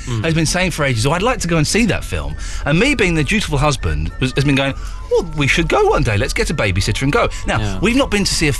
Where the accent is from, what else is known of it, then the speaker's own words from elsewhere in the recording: England, United Kingdom; I'm English.